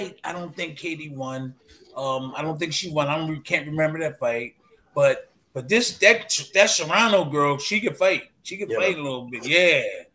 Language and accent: English; Philadelphia, Pennsylvania, United States; I came from Philly